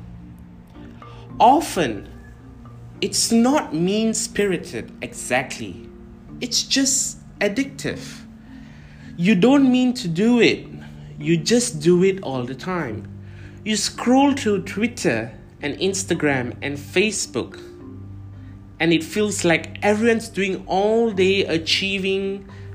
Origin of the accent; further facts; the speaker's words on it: Kuala Lumpur, Malaysia; moved away as an adult; also born or lived in United Kingdom; I am originally from Kuala Lumpur, Malaysia, but I have lived about 2 years overseas for my education